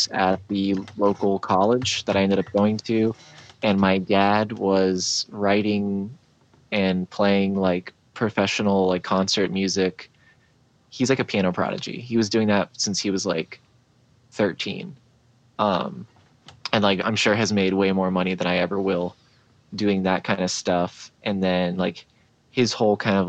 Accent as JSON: {"language": "English", "town": "St. Augustine", "region": "Florida", "country": "United States", "tie": "born or raised there", "also_born_or_lived": "Houston, Texas", "said": "Born in Houston, Texas, but I was only there for like 5 years. So like my family came to St. Augustine and then just planted there"}